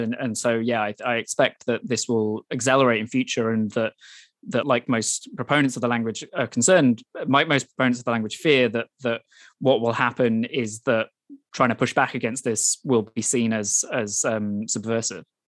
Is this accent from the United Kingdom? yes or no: yes; Wales, United Kingdom; now in Hong Kong; I was born and grew up in Wales as, as a Welsh speaker